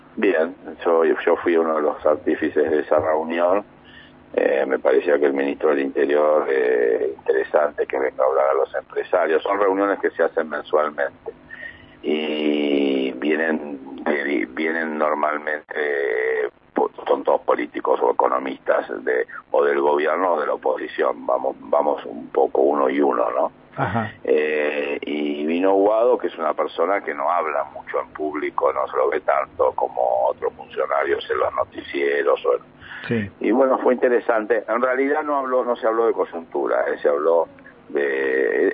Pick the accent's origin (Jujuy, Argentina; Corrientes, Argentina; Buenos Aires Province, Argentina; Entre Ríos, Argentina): Buenos Aires Province, Argentina; Mar del Plata; soy marplatense